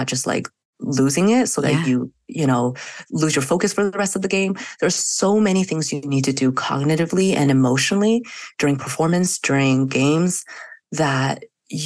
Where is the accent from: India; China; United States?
China; moved away; I grew up in China where we walked home from school to nap and then we walked back to school for afternoon classes.